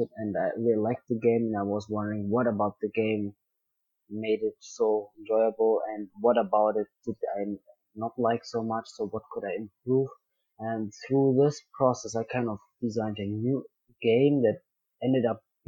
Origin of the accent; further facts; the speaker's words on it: Bavaria, Germany; also born or lived in Dubai; I was born in Dubai, and I lived there the first 5 years of my life. And then I grew up in South Germany, in Bavaria, most of my life.